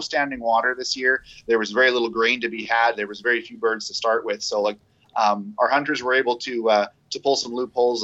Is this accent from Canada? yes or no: yes; Canada; here in our capital, Ottawa, um, it's all across our entire province